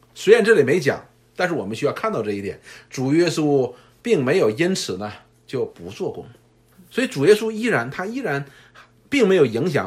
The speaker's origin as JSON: {"language": "Chinese", "country": "China", "said": "我们中国人"}